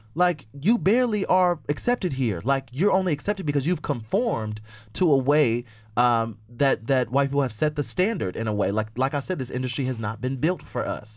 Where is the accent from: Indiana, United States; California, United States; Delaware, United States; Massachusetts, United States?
Indiana, United States; moved away as an adult; now in New York, United States; I'm from Indy fucking Anna